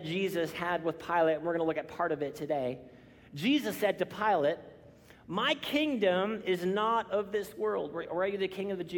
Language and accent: English; Canada; I'm Canadian